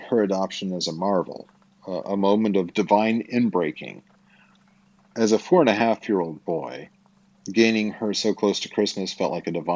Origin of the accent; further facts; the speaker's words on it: Twin Falls, Idaho, United States; I was born in Twin Falls, Idaho, at Magic Valley Regional Medical Center on April 15th, 1974